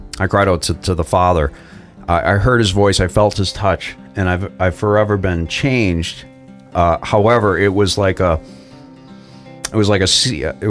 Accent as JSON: {"language": "English", "town": "Boston", "region": "Massachusetts", "country": "United States", "also_born_or_lived": "northwestern Maine", "moved": "yes", "said": "I'm from the Northeast originally."}